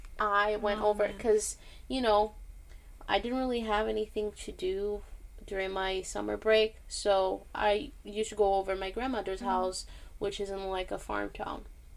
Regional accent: Boston, Massachusetts, United States; because, you know, we're from Boston, and we need to, like, do this, okay?

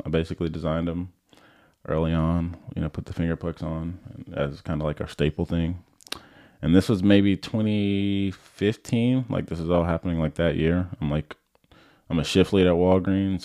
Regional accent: Orlando, Florida, United States; I grew up in Orlando, Florida, um, super flat, not many hills there at all.

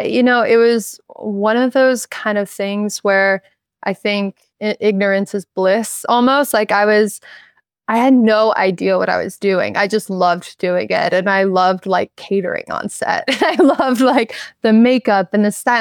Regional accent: Charleston, South Carolina, United States; moved away; Growing up in Charleston

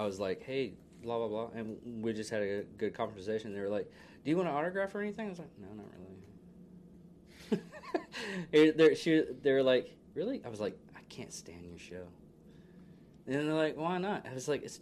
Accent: Wichita Falls, Texas, United States; Wichita Falls

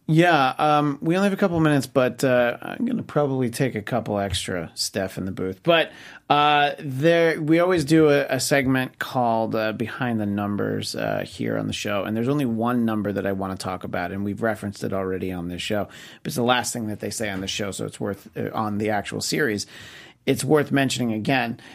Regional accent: New York, United States; where I grew up in New York State

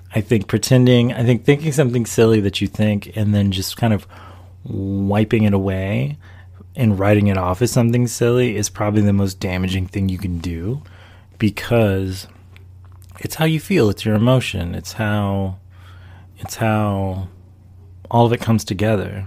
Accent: Charlotte, North Carolina, United States; also born or lived in Washington, D.C. / Maryland; I was born in Washington, D.C., I come from a West Indian, Afro Latino background, and I grew up in North Carolina, of all places, and also Maryland

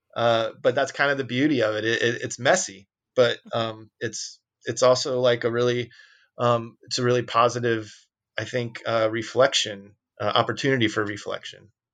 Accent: Peoria, Illinois, United States; we came from Peoria

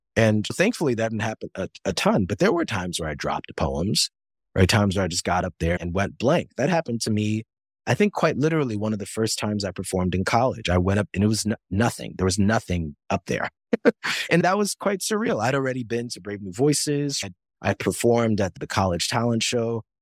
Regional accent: Yonkers, New York, United States; the first poetry slam I ever attend is at the Yonkers Public Library. Like it's in my hometown

